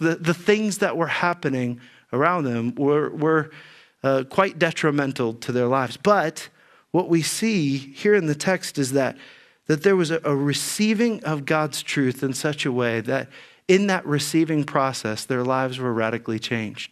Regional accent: Dayton, Ohio, United States; as a kid growing up in Dayton, Ohio

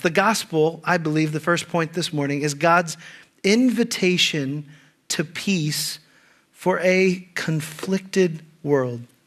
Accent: Ohio, United States; moved away; also born or lived in California; I'm from Ohio

